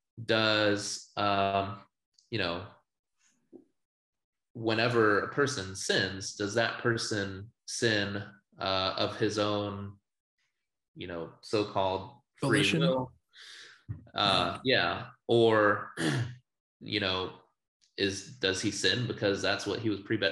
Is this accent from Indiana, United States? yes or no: no; Virginia Beach, Virginia, United States; also born or lived in California; I was born in Virginia. Virginia Beach. And so I lived there most of my life through high school